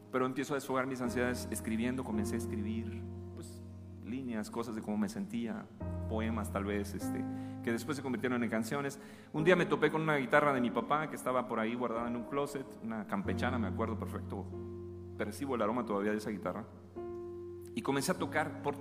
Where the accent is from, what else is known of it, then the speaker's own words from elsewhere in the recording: Chiapas, Mexico; accent: chapaneco; Yo ya perdí el acento que tenía, ¿no? Mi acento chapaneco, pues era más cantadito.